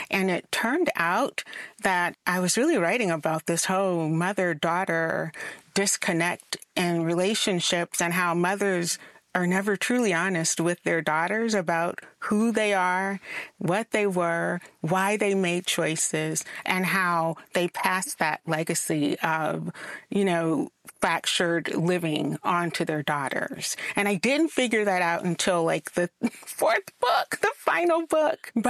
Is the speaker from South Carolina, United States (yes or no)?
yes; South Carolina, United States; I'm from South Carolina.